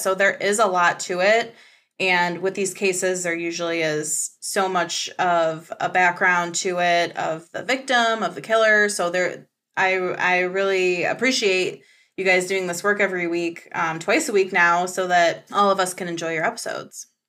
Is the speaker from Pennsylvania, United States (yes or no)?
no; Michigan, United States; I'm from Michigan